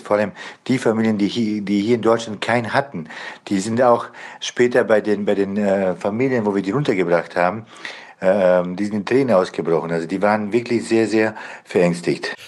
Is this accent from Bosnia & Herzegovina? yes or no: yes; Bosnia & Herzegovina; now in Germany; Ich komme ursprünglich selber aus Bosnien